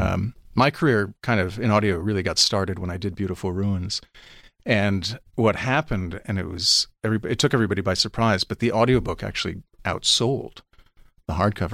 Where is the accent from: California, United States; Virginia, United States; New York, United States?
New York, United States; New York City; I grew up on Seventeenth Street, uh, and Fifth Avenue